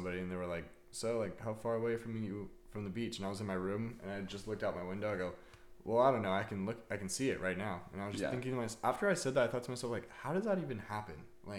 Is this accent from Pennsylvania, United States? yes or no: no; Canyon Lake, California, United States; I grew up in Canyon Lake, which is like Lake Elsinore area